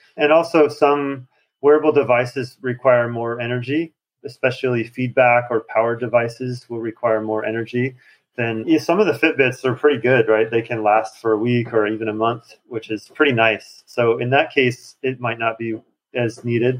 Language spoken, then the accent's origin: English; Montana, United States; moved away as an adult; now in Shanghai, China; I grew up in Montana